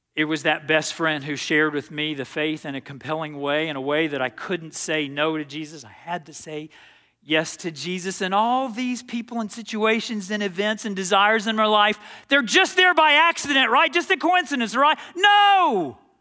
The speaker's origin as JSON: {"language": "English", "town": "Dallas", "region": "Texas", "country": "United States", "tie": "born or raised there", "said": "I grew up playing tennis in Dallas, Texas"}